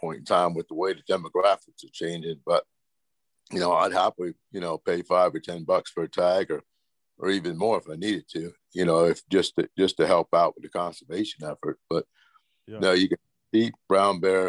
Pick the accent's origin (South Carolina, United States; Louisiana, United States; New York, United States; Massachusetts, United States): Louisiana, United States; now in Chugiak, United States; I'm from Louisiana originally. And I moved up to Alaska in 1986